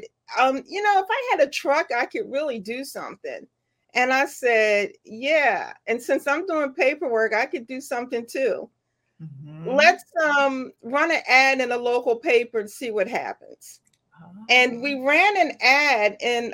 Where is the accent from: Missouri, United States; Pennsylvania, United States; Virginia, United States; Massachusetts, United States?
Pennsylvania, United States; Philadelphia; also born or lived in Washington, Georgia; I was born in Washington, in Georgia, and relocated to West Philadelphia, born and raised.